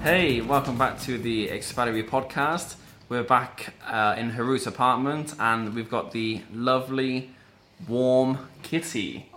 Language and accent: English; England, United Kingdom; moved away; I grew up in like a middle class England